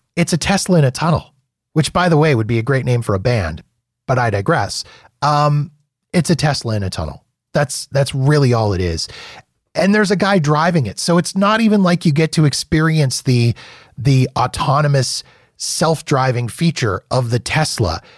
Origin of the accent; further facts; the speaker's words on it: Canada; now in Calgary, Canada; as a Canadian